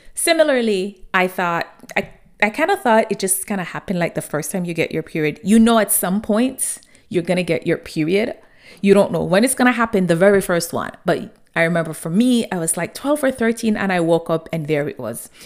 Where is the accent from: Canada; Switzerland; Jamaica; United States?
Jamaica; growing up in Jamaica, my grandmother had this saying